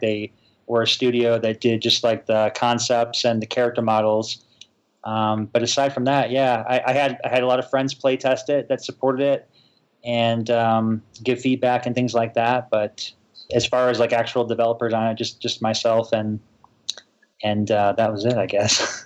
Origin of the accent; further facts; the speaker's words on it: Chicago, Illinois, United States; moved away as an adult; now in Utah, United States; I'm actually from Chicago